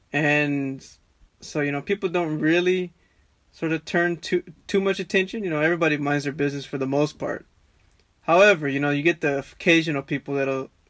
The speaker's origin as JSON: {"language": "English", "region": "Texas", "country": "United States", "lives_now": "Australia", "said": "I definitely don't talk like I'm from Texas with the, you know, the cowboy accent."}